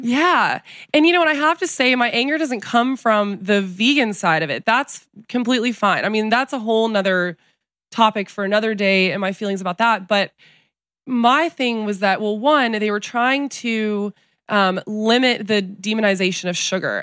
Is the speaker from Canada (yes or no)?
no; San Antonio, Texas, United States; also born or lived in Telluride, Colorado; I was born in San Antonio, Texas, but I grew up back and forth between Texas and Colorado, a little town called Telluride